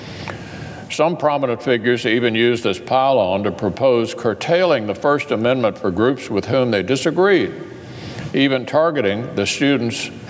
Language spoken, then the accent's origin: English; Kentucky, United States; my home state